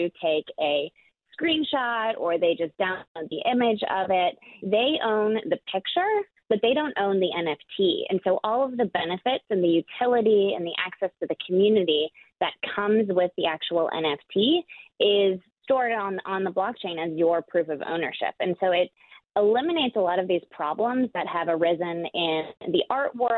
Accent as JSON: {"language": "English", "area": "a suburb of Milwaukee", "region": "Wisconsin", "country": "United States", "tie": "born or raised there", "also_born_or_lived": "San Francisco Bay Area", "moved": "yes", "lives_now": "San Francisco, United States", "said": "I grew up in Wisconsin, and I am right just a hop and a skip away is where I had my childhood from"}